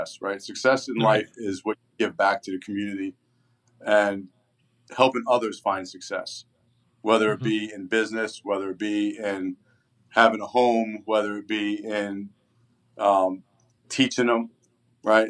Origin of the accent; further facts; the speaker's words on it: Coral Springs, Florida, United States; also born or lived in New York / Tamarac, Florida; now in Parkland, United States; I was born in New York, but when I was 10 years old or 9 years old, my parents moved down to Florida and transplanted us from New York